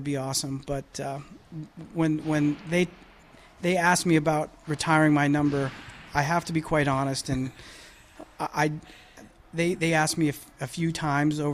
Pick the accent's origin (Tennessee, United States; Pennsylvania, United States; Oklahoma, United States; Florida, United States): Pennsylvania, United States; Johnstown; moved away; I'm a Johnstown guy, and that's my hometown